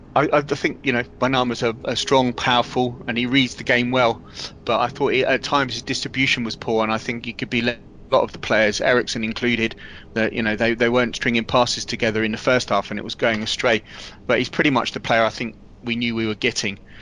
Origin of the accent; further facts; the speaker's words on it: Milton Keynes, South East England, United Kingdom; living in and growing up in Milton Keynes